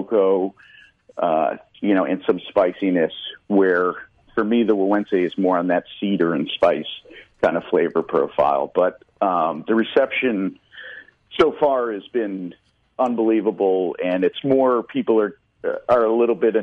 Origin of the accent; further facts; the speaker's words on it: Connecticut, United States; I'm from Connecticut, so I've been very active in the Connecticut Valley since 2004-05